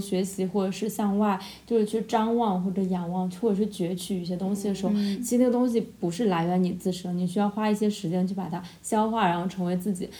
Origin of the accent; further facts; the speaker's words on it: Jiangnan, China; also born or lived in Shanghai; 我是一个成长在非常东南 很，就是有点嗯。像就是江南，就大家觉得是水嗯。乡的那种程度